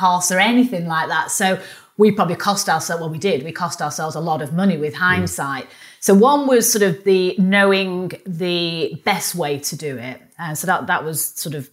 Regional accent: Manchester, North West England, United Kingdom; accent: northerner; also born or lived in London; now in Kingston, United Kingdom; Manchester, which is my hometown, even though we live in London

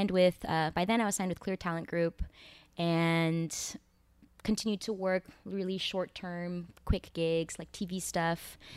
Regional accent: Los Altos, California, United States; I was born and raised in the Bay Area, more South Bay actually

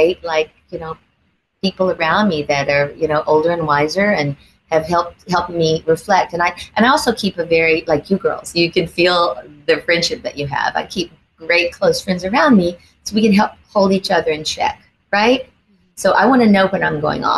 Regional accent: the South, United States; I grew up in the South, so I have a huge faith in God

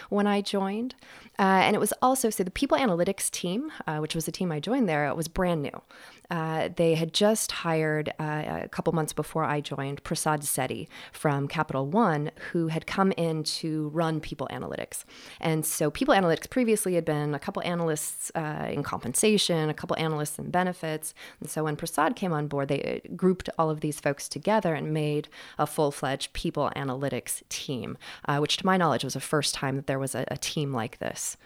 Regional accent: Western Washington State, United States; also born or lived in Seattle; I grew up in Western Washington State, uh, in what turns out was, uh, sort of the boonies, uh, out in farmland

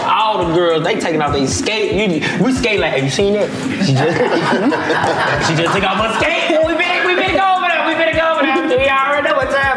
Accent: Atlanta, Georgia, United States; I'm from the city

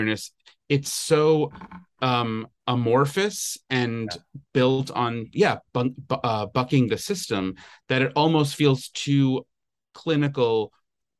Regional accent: New York, United States; growing up in New York

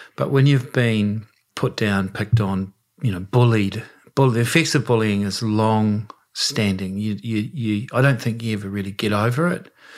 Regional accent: Westport, West Coast, New Zealand; it was pretty tough at times growing up in Westport

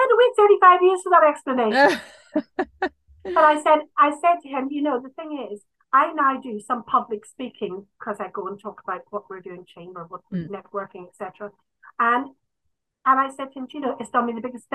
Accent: Ireland; this is a problem being Irish

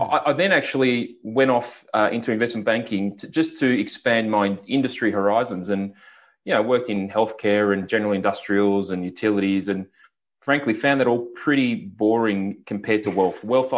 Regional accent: Victoria, Australia; I actually grew up in country Victoria, and growing up in the Latrobe Valley, which is just very industrial, lots of power stations

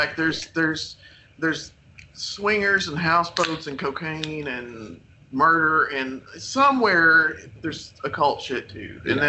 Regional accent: McCreary County, Kentucky, United States; I'm from McCreary County, so it's about 30 miles south of Somerset. I'm from like a small mining town south of here

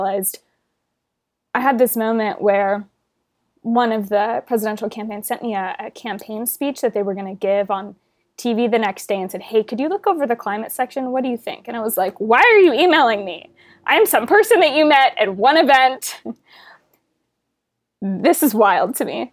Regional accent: Houston, Texas, United States; I grew up in Houston, Texas

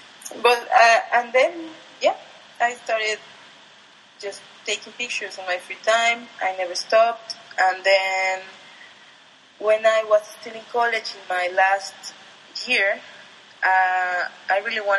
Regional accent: Atizapán de Zaragoza, State of Mexico, Mexico; English is a second language; Yeah, well, as you said, I grew up there.

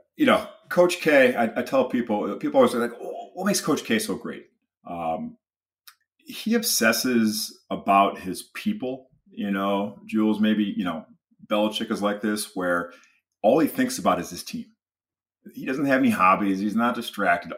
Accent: Michigan, United States; I grew up in Michigan, you know, huge, uh, University of Michigan fan

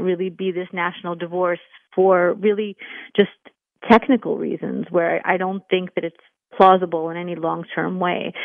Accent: New York City, New York, United States; I'm a New Yorker

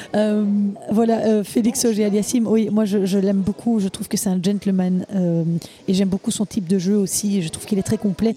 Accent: Belgium; chez nous à Anvers

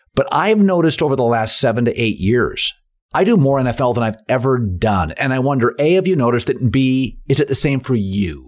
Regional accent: Seattle, Washington, United States; moved away; also born or lived in Tampa; I grew up in Seattle

